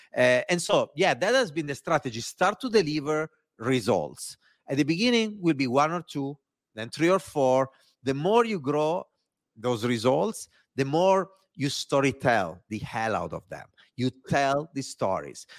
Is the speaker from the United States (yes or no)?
no; Italy; accent: Italian; English is a second language; moved away; my Italian accent